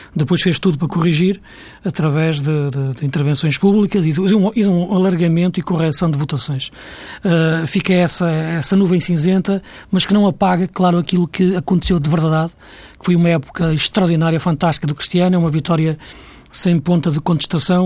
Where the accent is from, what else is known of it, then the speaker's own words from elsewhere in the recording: Portugal; para nós que somos portugueses